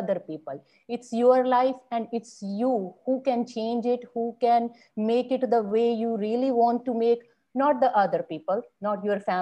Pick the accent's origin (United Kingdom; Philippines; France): Philippines; Bacolod, Negros Island Region; Bacolod city. That is the city I belong to. I live here. That is my hometown